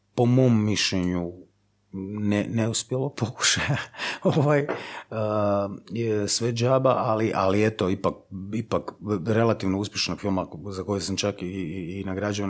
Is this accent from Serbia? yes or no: no; Zagreb, City of Zagreb, Croatia; ja sam iz Zagreba.